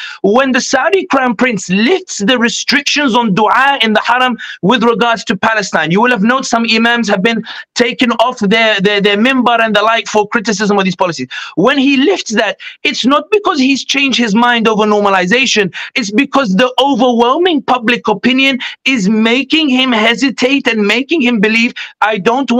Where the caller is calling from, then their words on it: London, United Kingdom; I'll be honest with you, I'm speaking from London. I know you guys are in the US